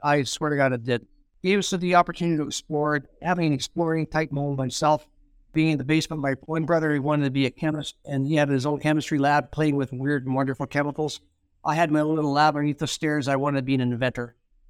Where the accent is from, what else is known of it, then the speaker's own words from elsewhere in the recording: Thunder Bay, Ontario, Canada; I was a Fort William guy.